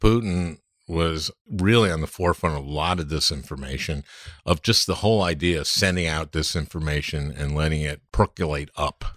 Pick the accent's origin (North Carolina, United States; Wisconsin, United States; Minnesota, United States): Minnesota, United States; St. Louis Park; I grew up in Saint Louis Park and everybody in Minnesota knows what Saint Louis Park is